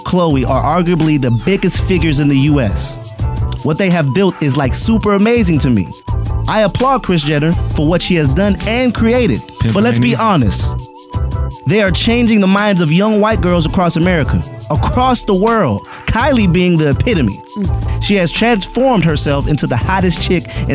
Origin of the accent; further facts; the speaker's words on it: Florida, United States; My hometown